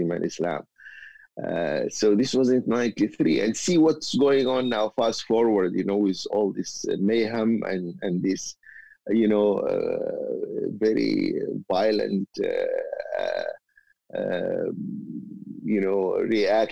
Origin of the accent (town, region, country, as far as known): Umm Ruwaba, North Kordofan, Sudan; born or raised there